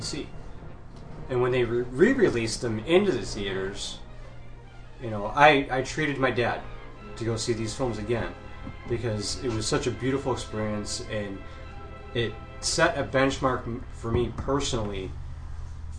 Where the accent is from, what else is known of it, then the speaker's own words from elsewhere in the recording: outside Detroit, Michigan, United States; born and raised in Detroit, you know, or I should say outside of Detroit